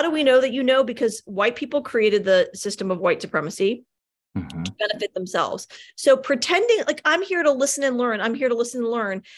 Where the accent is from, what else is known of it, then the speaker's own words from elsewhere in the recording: Richmond, Virginia, United States; moved away; also born or lived in Denver / New York City; Born and raised in Richmond, Virginia